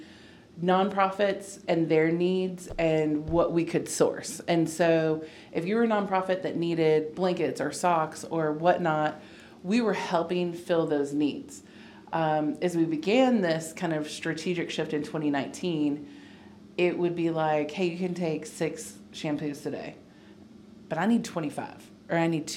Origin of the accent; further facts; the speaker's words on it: Oregon, United States; moved away as an adult; now in Nashville, United States; I'm originally from the West Coast